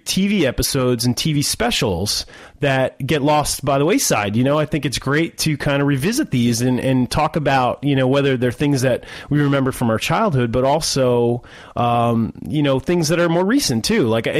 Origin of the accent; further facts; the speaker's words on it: New Jersey, United States; I'm from America. I live on the East Coast in New Jersey. So it's a very Halloween centric kind of a feel. You know, we get the fall and the weather and all that good stuff.